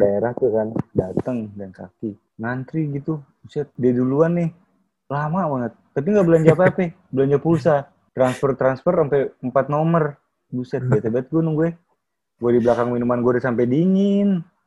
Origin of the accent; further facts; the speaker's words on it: Jakarta, Indonesia; gue anak Jakarta Barat